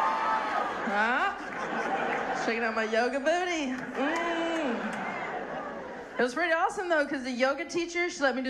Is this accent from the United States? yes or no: yes; North Carolina, United States; moved away; I'm from North Carolina